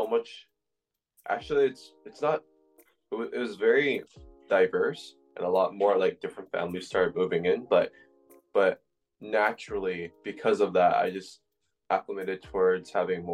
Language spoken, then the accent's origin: English; Toronto, Ontario, Canada; born or raised there; also born or lived in Agincourt, Scarborough